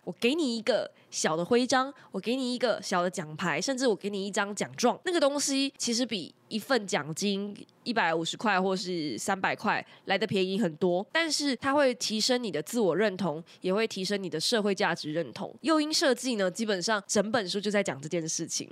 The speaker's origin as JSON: {"language": "Chinese", "country": "Taiwan", "said": "他们就发现我是台湾人"}